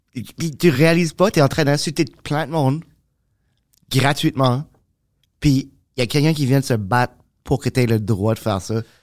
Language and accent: French; Moncton, New Brunswick, Canada; accent: Acadian; now in Montreal, Canada; je viens de Moncton